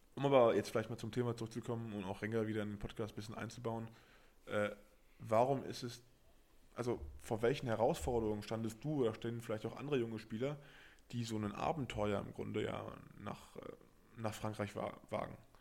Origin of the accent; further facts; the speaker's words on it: Berlin, Germany; also born or lived in Paris; now in Brive, France; ich komme aus Berlin, habe dann in Paris gelebt